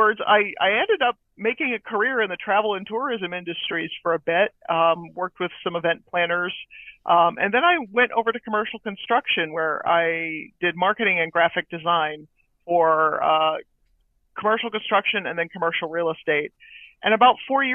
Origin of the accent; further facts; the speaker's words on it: New Hampshire, United States; moved away as an adult; now in Florida, United States; I'm originally from New England, from New Hampshire, actually